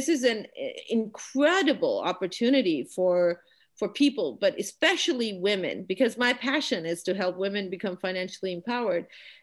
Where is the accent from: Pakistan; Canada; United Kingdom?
Pakistan; moved away as an adult; also born or lived in Austin, Texas, United States; I'm a Pakistani woman. I was born and raised here.